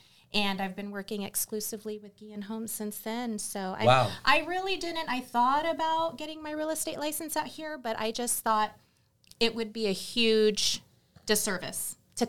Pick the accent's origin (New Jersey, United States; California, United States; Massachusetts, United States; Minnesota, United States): California, United States; San Diego; moved away as an adult; also born or lived in Arizona; now in Texas, United States; I'm from California originally. Wow. I know, I get it all the time, but I'm originally, like, the San Diego area.